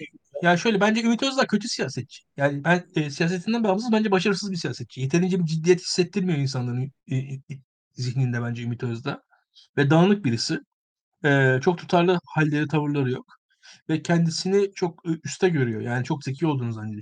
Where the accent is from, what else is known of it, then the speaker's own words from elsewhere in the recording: Turkey; biz Türkler olarak